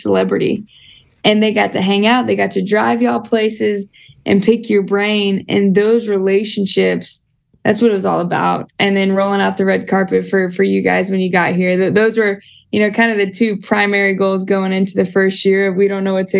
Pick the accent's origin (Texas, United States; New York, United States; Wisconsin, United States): Texas, United States; Houston; moved away as an adult; also born or lived in San Antonio / Tuscaloosa, Alabama; now in Monroe, United States; I was born and raised in Houston